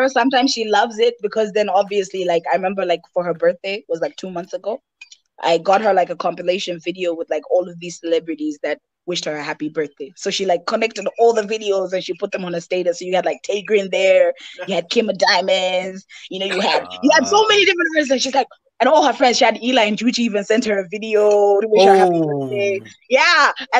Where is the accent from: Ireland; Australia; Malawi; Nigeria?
Malawi; English is a second language; Oh, you don't sound Malawian. I'm sorry, guys. I was educated by white people. It's not my fault.